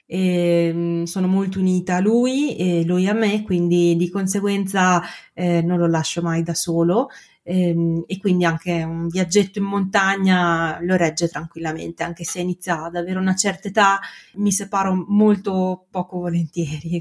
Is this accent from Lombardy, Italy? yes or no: no; Bologna, Emilia-Romagna, Italy; accent: Emilian-Romagnol; sono un avvocato, sono di Bologna